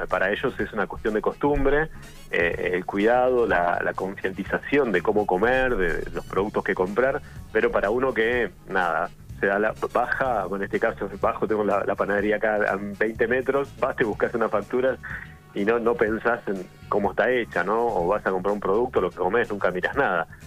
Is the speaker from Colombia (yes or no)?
no; Argentina; yo soy de Regueira